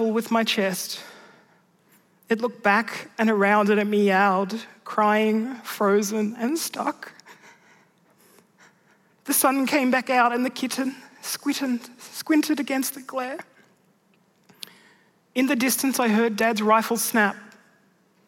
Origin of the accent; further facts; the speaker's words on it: Mudgee, New South Wales, Australia; growing up there in rural Mudgee